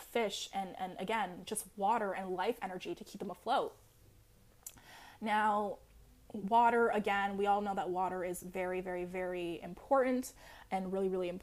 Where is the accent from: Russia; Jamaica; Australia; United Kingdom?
Jamaica; I'm Jamaican.